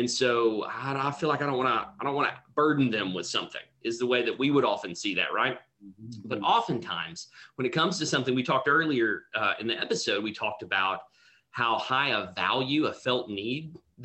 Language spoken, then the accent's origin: English; United States; accent: hillbilly; now in Houston, United States; growing up where I grew up, English was somewhat of a second language for us. I spoke hillbilly. It's my first language